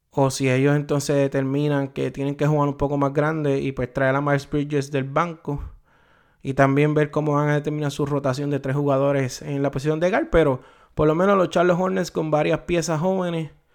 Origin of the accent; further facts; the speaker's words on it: Puerto Rico; como puertorriqueño, como boricua